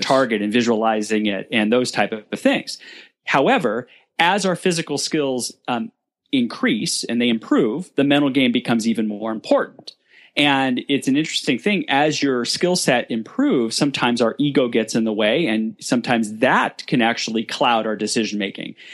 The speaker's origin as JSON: {"language": "English", "town": "Burbank", "region": "California", "country": "United States", "tie": "born or raised there", "said": "born and raised in Burbank"}